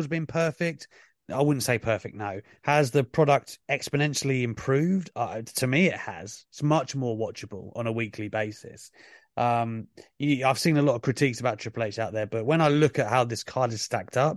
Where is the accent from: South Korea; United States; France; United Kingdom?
United Kingdom; As a Brit